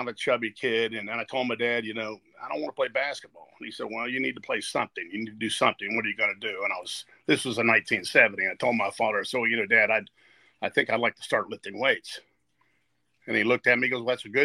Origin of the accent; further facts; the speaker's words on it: New Martinsville, West Virginia, United States; New Martinsville, West Virginia, is one of these places that on Friday night, everybody was at the football game